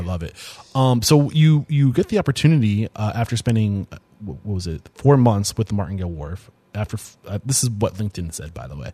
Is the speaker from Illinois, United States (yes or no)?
no; Portsmouth, New Hampshire, United States; I'm from the Portsmouth area